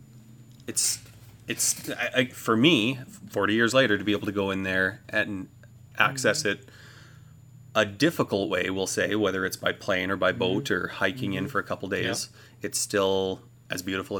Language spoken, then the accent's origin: English; Dawson Creek, British Columbia, Canada; born and raised in Dawson Creek